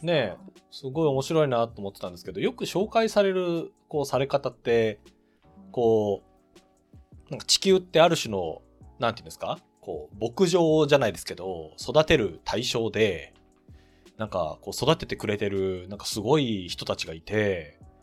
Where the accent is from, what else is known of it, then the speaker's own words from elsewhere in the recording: Nagano, Japan; 私長野生まれ